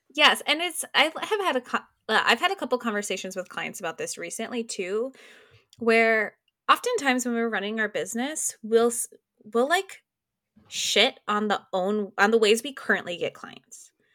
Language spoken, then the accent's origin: English; Minneapolis, Minnesota, United States; moved away as an adult; also born or lived in Des Moines, Iowa; Minneapolis, which is, like, my hometown